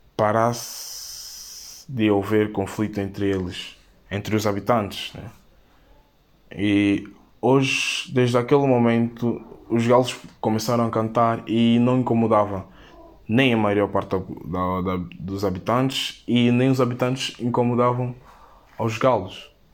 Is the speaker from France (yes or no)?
no; São Tomé & Príncipe; tenho 18 anos e sou de São Tomé e Príncipe